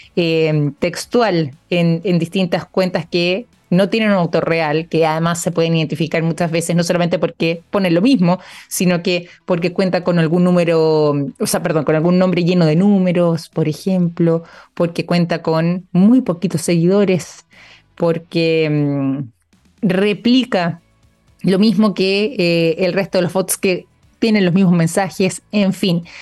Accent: Chile

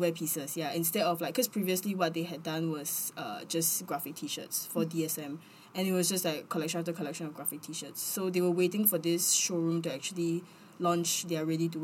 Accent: Singapore; we say Singapore

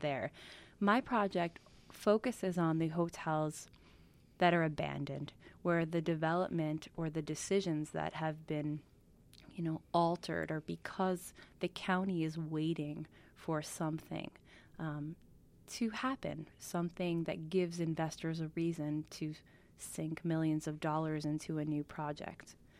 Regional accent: Kiamesha Lake, New York, United States; moved away as an adult; also born or lived in Brooklyn, New York / California; we moved up to Kiamisha Lake, which is sort of the Borscht Belt proper, right next to Monticello, when I was six

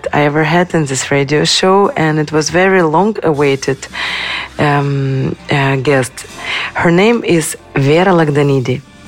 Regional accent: Kyiv, Ukraine

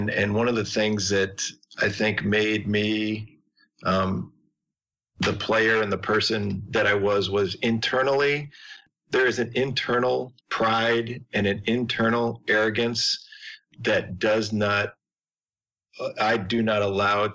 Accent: Chicago, Illinois, United States; I grew up in Chicago

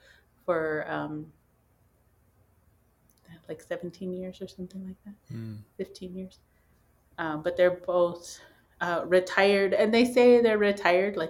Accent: Pine Ridge Reservation, South Dakota, United States; I was born and raised on the Pine Ridge Reservation

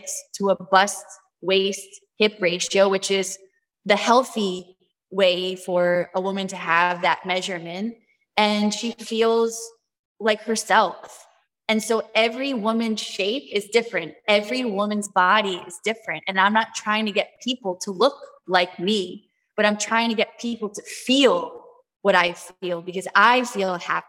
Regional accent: New York City, New York, United States; moved away; I went back to my roots from the Bronx, born in New York

